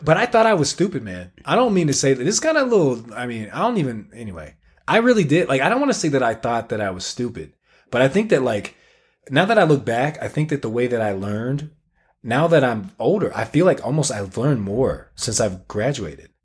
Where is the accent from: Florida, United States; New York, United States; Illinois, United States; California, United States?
Florida, United States; Tallahassee; moved away as an adult; now in Utah, United States; we grew up in Tallahassee, small town